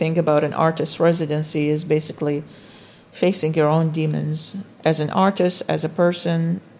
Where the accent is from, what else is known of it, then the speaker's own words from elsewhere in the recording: Iraq; now in Louisville, United States; not only being an immigrant, but being an Iraqi immigrant in America, but also being an American.